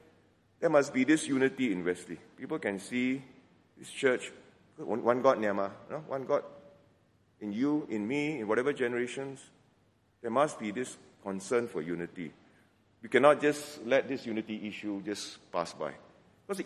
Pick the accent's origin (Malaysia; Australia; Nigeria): Malaysia; George Town, Penang; accent: Penang Hokkien; moved away; I go back to Penang, my hometown. You'll notice that some Penang Hokkien escapes once in a while.